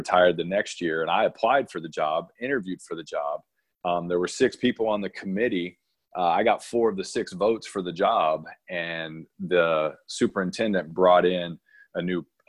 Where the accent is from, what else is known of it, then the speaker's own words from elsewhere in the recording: Missouri, United States; moved away as an adult; also born or lived in New Mexico; now in Irvine, United States; I grew up in Missouri